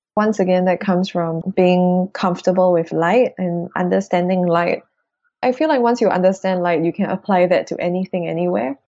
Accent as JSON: {"language": "English", "country": "Singapore", "said": "we're Singaporean kids. Like, we're from the equator."}